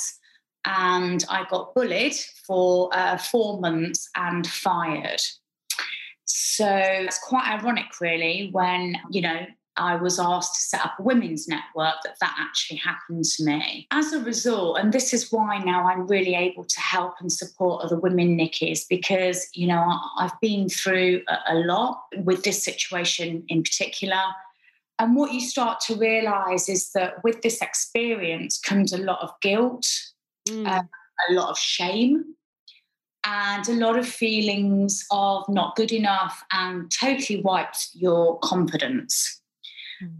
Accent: United Kingdom; moved away as an adult; now in Dubai, United Arab Emirates; I've lived in Dubai 7 years. I'm obviously British

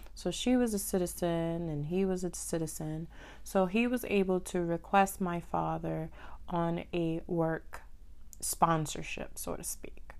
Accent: Dominican Republic; also born or lived in Haiti (ancestry); now in United States; I am Dominican and Haitian, so I was born in Dominican Republic

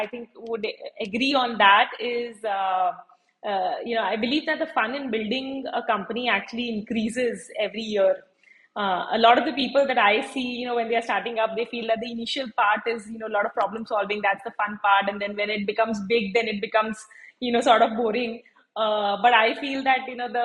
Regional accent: Mumbai, Maharashtra, India; I born and brought up in Bombay, in a very academic environment

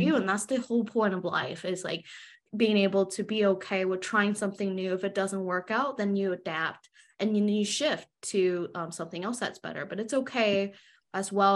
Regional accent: United States; I'm Chinese American, so I was born and raised in America

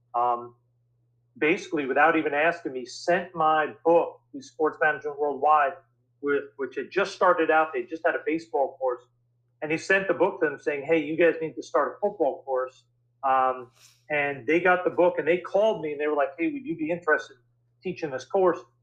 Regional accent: New York City, New York, United States; I grew up in New York City

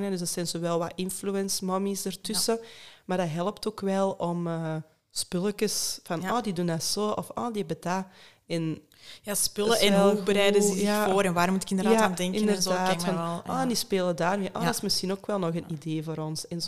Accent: Hoogstraten, Flanders, Belgium; now in Mortsel, Belgium; ik ben eigenlijk van Hoogstraat

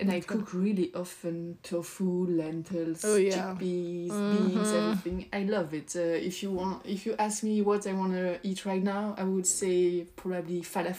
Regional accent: Belgium; from Belgium, so I speak French

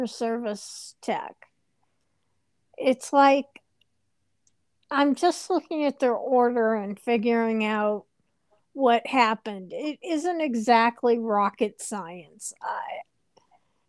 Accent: California, United States; moved away; I was raised mostly in California

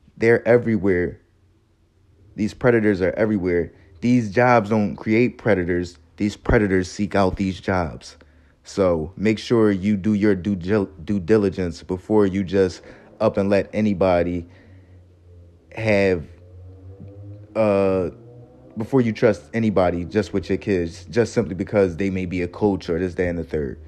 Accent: Philadelphia, Pennsylvania, United States; I'm from Philly, not too far from his neighborhood

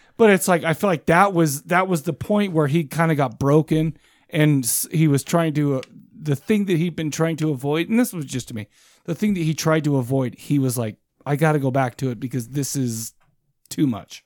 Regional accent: United States; I'm an American.

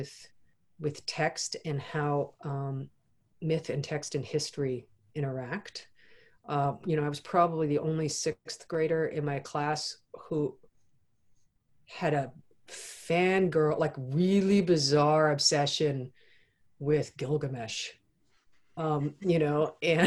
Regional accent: United States; as with many Americans, you know, I wasn't raised in our education system

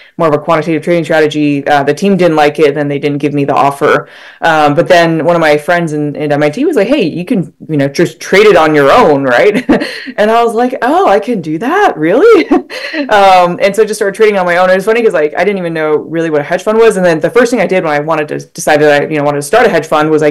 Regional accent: Utah, United States; moved away as an adult; I grew up in Utah.

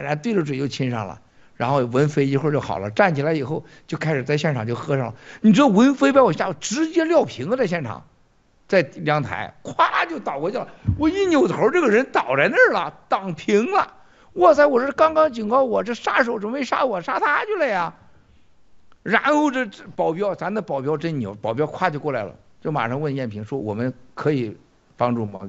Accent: China; 我们中国人思维当中啊，你看分得很清楚的

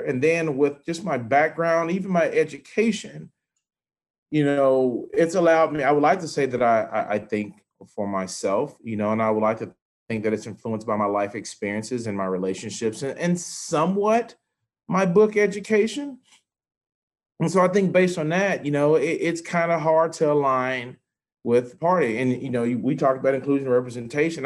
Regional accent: Memphis, Tennessee, United States; I'm from the South. I mean, granted, Memphis is a blue dot

